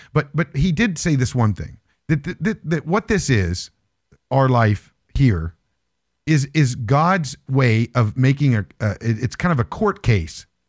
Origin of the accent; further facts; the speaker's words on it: Morgantown, West Virginia, United States; I'm from West Virginia